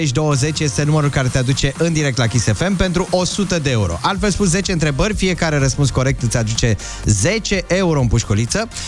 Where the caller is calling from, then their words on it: Târgoviște, Dâmbovița County, Romania; din Târgoviște.